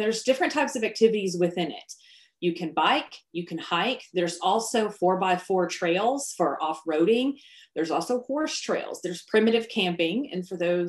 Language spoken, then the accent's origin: English; Paducah, Kentucky, United States; now in Murray, United States; I grew up here. I grew up in Paducah. I now have lived in Murray for 13 years